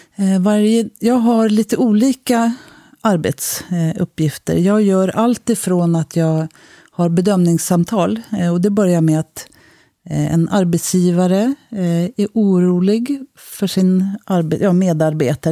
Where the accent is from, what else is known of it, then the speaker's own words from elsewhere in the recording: Stockholm, Stockholm County, Sweden; also born or lived in Sundsvall; jag kommer från Stockholm